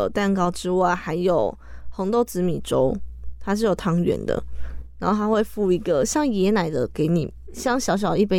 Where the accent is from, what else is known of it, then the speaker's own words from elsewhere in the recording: Taichung, Taiwan; 身为台中人的我